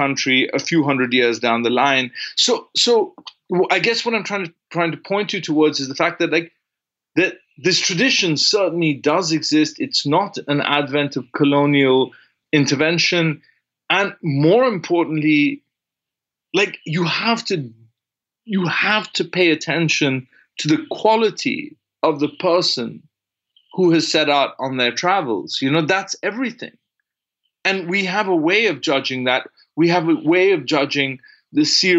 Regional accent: India; I'm from India, I grew up in India

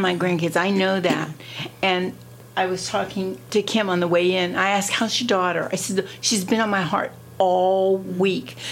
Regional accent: Ohio, United States; moved away as an adult; now in Delaware, United States; I was born and raised in Ohio

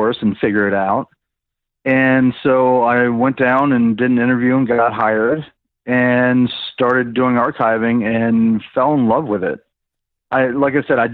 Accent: Maryland, United States; moved away as an adult; also born or lived in Tempe, Arizona; I'm originally from Maryland

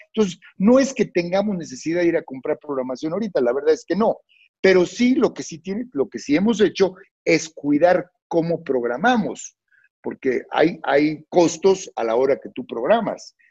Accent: Mexico; a mí me había tocado vivir crisis en mi país

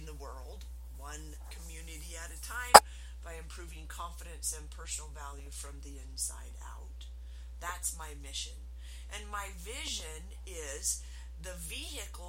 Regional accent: Utah, United States; I am from Utah, which is the MLM capital of the world

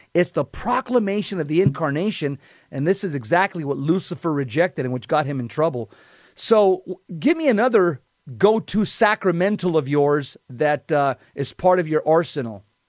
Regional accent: Southern California, United States; growing up in Southern California, and I was a cop out here for many years

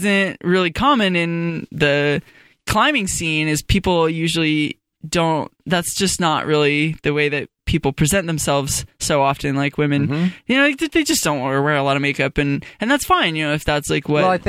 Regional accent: Fort Collins, Colorado, United States; I grew up in Fort Collins in Colorado.

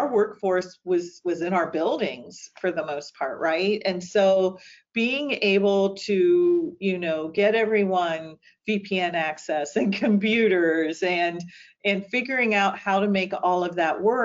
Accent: St. Marys, Ohio, United States; also born or lived in Worthington, Ohio; I grew up in St. Mary's, Ohio

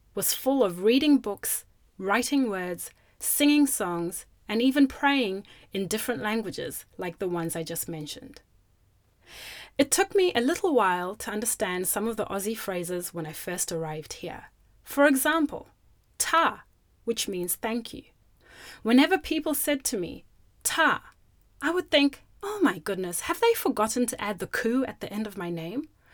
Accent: Zimbabwe; first language Shona; English is a second language; now in Australia; My first language, or my mother tongue from Zimbabwe, is Shona

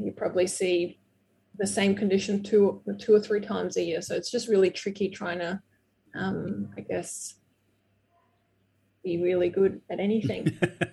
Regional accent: Brazil; English is a second language; moved away; my growing up in Brazil

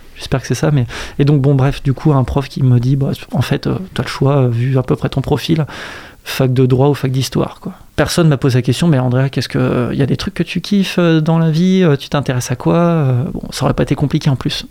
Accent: Saint-Nazaire, Pays de la Loire, France; also born or lived in Brussels; je suis né, j'ai grandi à Saint-Nazaire

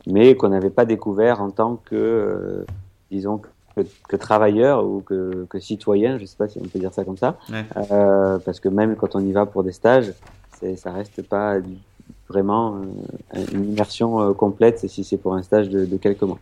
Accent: south of France, France; moved away as an adult; also born or lived in Israel; je, viens du sud de la France

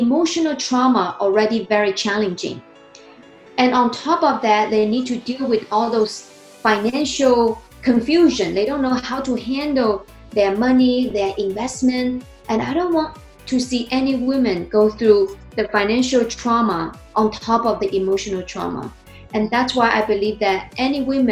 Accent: China; English is a second language; moved away as an adult; also born or lived in New Jersey, United States; now in United States; I was born and raised in China. I came to the United States 2009

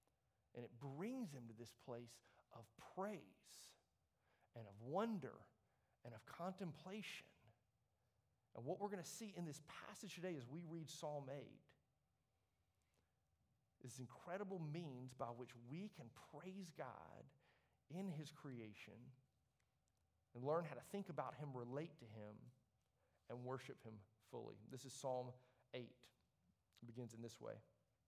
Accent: Leeds, Yorkshire and the Humber, United Kingdom; I grew up in Leeds, by the way, right? I'm not like wonder of the world material here.

